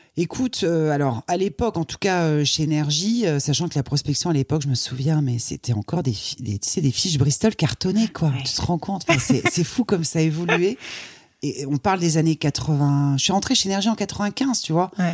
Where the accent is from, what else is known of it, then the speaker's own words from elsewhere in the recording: Croix, Hauts-de-France, France; Je suis née dans le Nord, à Croix. Ouais. donc c'est pas très loin de Lille